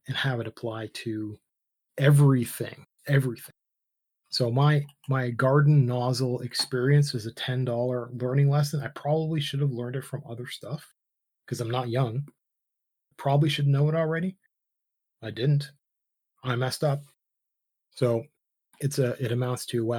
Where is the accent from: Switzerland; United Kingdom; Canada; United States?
Canada; I was born in Canada.